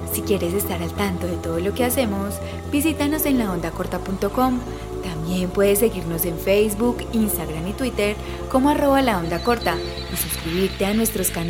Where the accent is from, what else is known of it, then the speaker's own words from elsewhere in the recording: Montelíbano, Córdoba, Colombia; born there; also born or lived in Medellín; Nosotros somos de una familia numerosa. Eh, nací en Montelíbano, Córdoba.